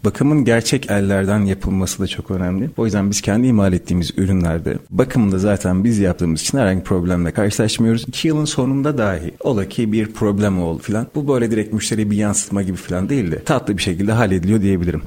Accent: Malatya, Turkey; Malatyalıyım. seksen dokuz Malatya doğumluyum.

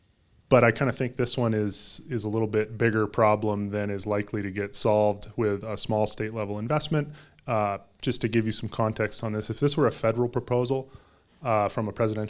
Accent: Northwest, United States; I came from the Northwest and remember that time fairly vividly.

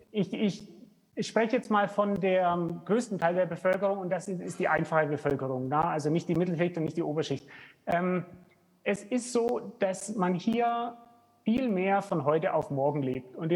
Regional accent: Germany; now in Rwanda; bei uns in Deutschland.

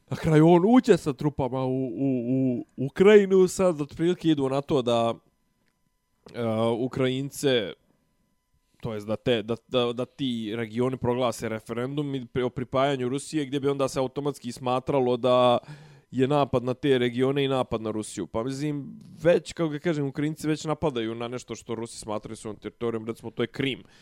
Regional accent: Serbia; kod nas u Srbiji

